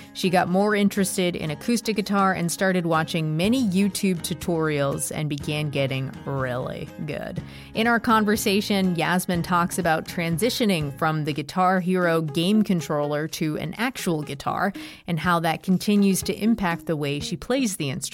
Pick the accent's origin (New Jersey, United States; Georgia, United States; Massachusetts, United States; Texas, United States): Massachusetts, United States; Boston; I'm from Boston